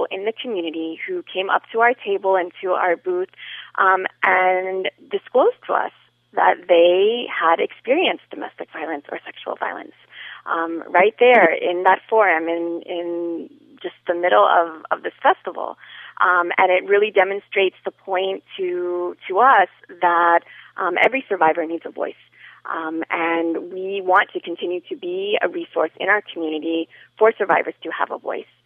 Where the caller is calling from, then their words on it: Miami, Florida, United States; I am calling uh, from Miami